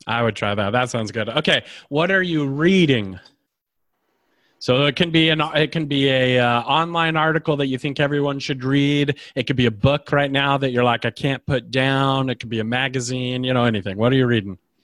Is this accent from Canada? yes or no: no; Idaho, United States; I grew up in Idaho